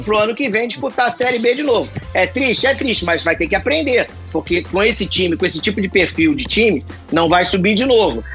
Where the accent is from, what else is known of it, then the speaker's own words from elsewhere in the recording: Rio de Janeiro, Brazil; eu sou carioca. Sou carioca suburbana